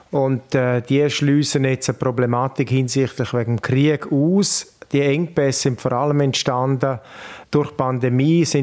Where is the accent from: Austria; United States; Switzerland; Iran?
Switzerland; Grisons; Der Ruf bedeutet natürlich bei uns in Graubünden sehr viel.